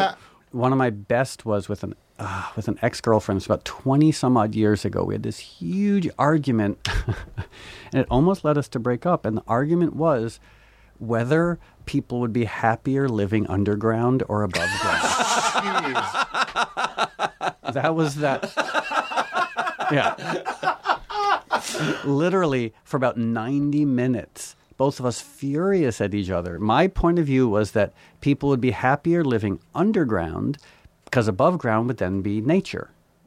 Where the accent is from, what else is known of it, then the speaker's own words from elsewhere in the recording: New York, United States; born there; I was born in New York.